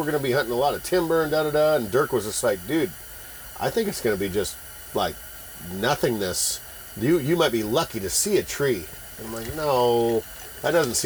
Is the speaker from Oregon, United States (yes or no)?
yes; Oregon coast, United States; I'm from the Oregon coast